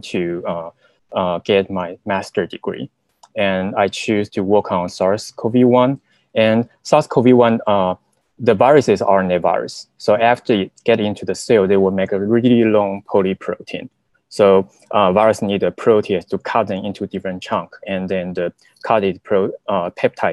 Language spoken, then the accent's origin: English; Taiwan; moved away as an adult; now in United States; So I was from Taiwan, and during the college, I majored in zoology